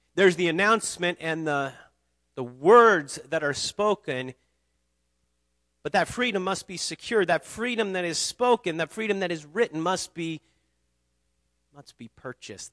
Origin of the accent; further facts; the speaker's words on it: United States; I'm an American.